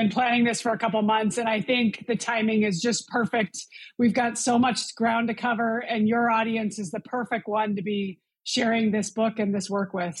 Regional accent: Montana, United States; I grew up in Montana.

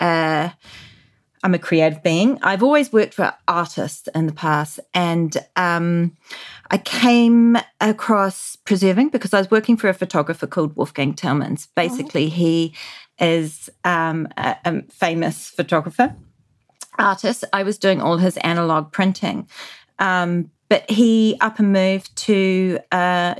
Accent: New Zealand; growing up in New Zealand in the 80s

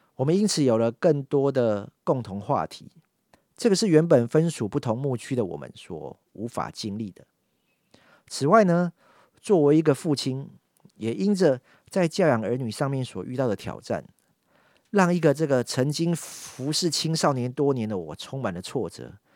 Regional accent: Yonghe, New Taipei, Taiwan; 从小就在永和礼拜堂长大， 好， 从主日学一路上来到学生牧区

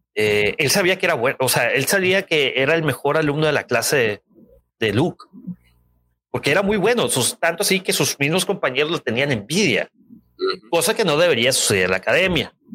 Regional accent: Culiacán, Sinaloa, Mexico; De Culiacán, compa. Ahí de donde soy yo.

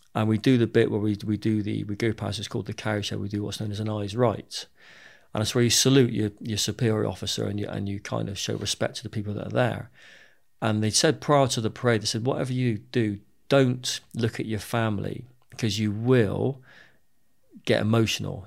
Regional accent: Bristol, South West England, United Kingdom; I grew up in Bristol

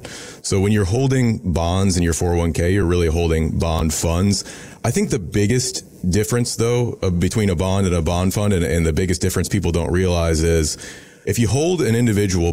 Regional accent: Irmo, South Carolina, United States; So I grew up in Irmo, South Carolina

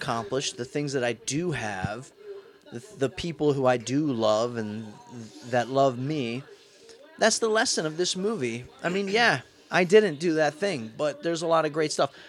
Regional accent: Steubenville, Ohio, United States; moved away; I had dreams of getting out of Steubenville

